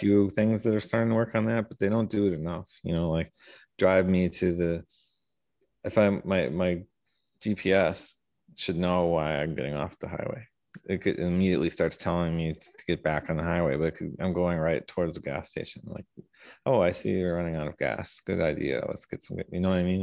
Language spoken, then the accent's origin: English; Milwaukee, Wisconsin, United States; most of my life I was on the east side of Milwaukee.